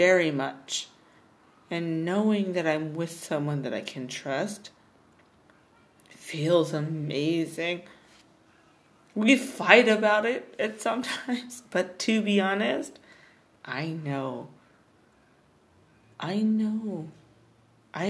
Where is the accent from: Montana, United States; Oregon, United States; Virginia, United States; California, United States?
Montana, United States; I'm from Montana